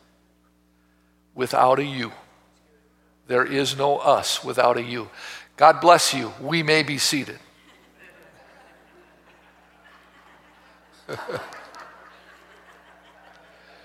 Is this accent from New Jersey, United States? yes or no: no; Oak Creek, Wisconsin, United States; also born or lived in Milwaukee, Wisconsin; I was born in Milwaukee and raised in Oak Creek